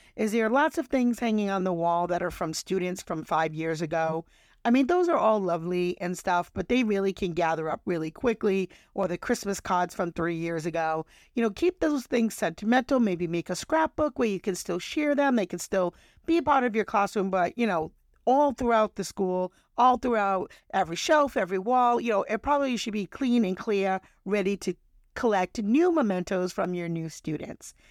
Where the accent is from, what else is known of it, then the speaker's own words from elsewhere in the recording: New England, United States; I'm from New England